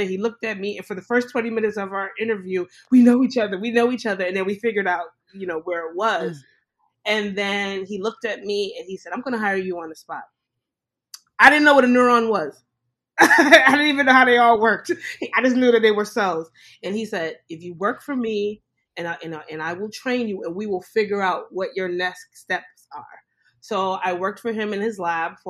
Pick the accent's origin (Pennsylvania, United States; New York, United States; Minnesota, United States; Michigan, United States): New York, United States; New York City; moved away as an adult; now in St. Louis, United States; Growing up in Brooklyn, New York, and I'm Caribbean background. My parents are from the Caribbean.